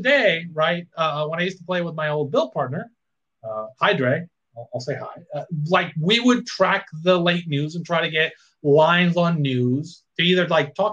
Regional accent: Puerto Rico; I grew up in Puerto Rico

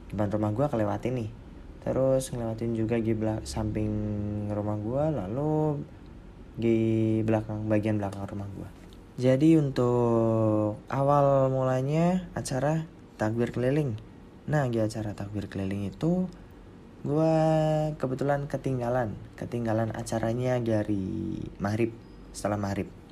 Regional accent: Banjarnegara, Central Java, Indonesia; di kampung gua kampung gua di Banjarnegara sana uh, apa agak lorong-lorong tuh ya kayak gang-gang gitu di sebelah rumah maupun di daerah pedesaan

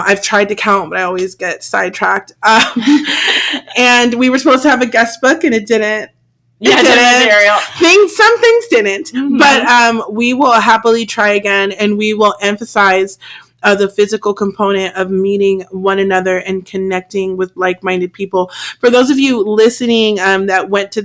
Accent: California, United States; I'm from California

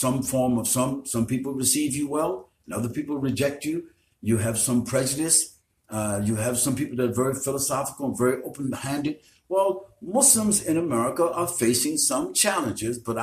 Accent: United States; I have been envied by everyone just because I'm an American.

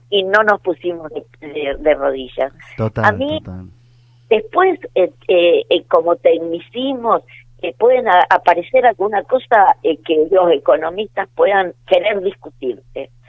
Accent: Argentina; creo que tenemos que estar eh, como argentinos orgullosos

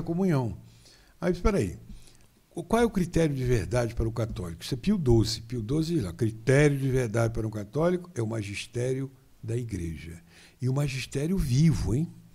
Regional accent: São Fidélis, Rio de Janeiro, Brazil; De São Fidélis, ali pertinho de Campos, a 48 quilômetros de Campos

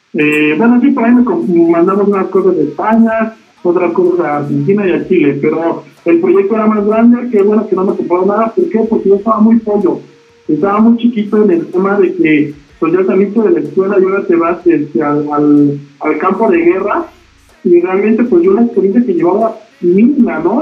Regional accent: Toluca, State of Mexico, Mexico; me trasladé a Toluca, porque yo soy de Toluca

